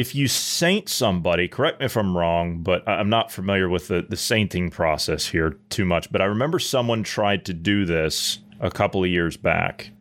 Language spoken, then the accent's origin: English; Columbus, Ohio, United States; moved away; I'm from Columbus, Ohio